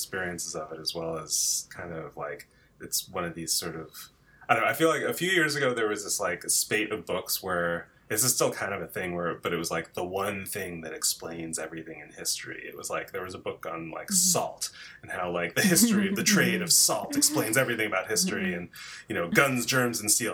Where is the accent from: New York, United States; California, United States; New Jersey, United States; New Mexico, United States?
New Jersey, United States; moved away as an adult; also born or lived in Chicago / Berkeley; I grew up in New Jersey and went to college outside of Chicago